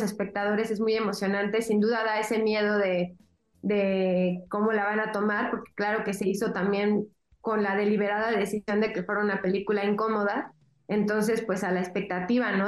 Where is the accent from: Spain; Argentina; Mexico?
Mexico; soy mexicana